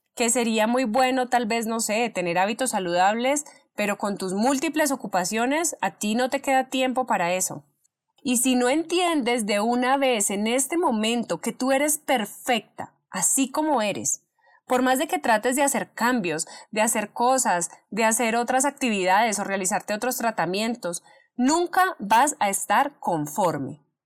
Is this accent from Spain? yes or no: no; Colombia; soy una mujer colombiana